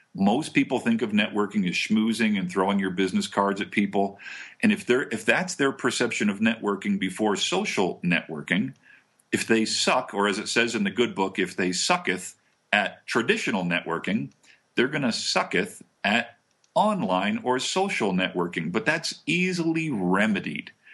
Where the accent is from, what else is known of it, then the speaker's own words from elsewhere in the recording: New Jersey, United States; moved away; I'm originally from Jersey